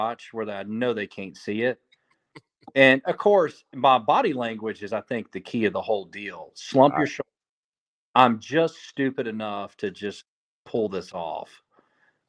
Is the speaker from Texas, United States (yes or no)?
no; Snellville, Georgia, United States; I'm from Snellville